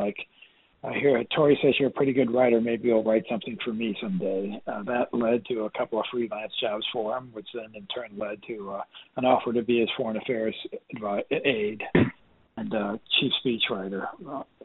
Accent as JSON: {"language": "English", "region": "Iowa", "country": "United States", "tie": "born or raised there", "also_born_or_lived": "Washington, D.C. / New York", "moved": "as an adult", "said": "I grew up in Iowa, and it's rather colder in the wintertime"}